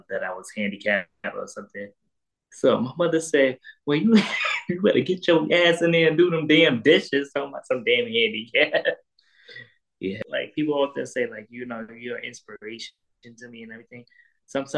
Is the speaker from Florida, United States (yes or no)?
no; New York City, New York, United States; also born or lived in Queens, New York / Brooklyn, New York; I was born and raised in Harlem, New York. I was born in Harlem Hospital